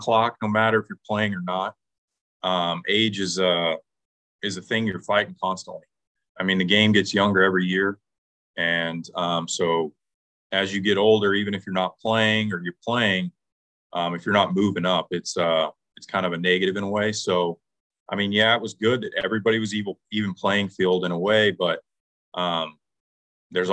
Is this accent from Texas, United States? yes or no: yes; Odessa, Texas, United States; I'm from Odessa, Texas.